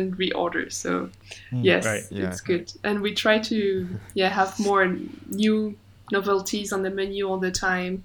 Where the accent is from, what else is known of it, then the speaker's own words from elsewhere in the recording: France; accent: French; English is a second language; moved away as an adult; now in Hong Kong; So I'm French, as you can hear from my accent.